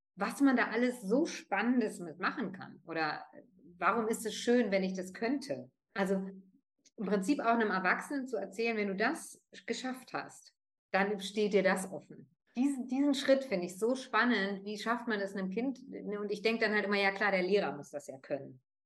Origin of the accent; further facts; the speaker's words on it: Northern Germany, Germany; first language German and Italian; Ich bin zweisprachig aufgewachsen vor fünfundvierzig Jahren in Norddeutschland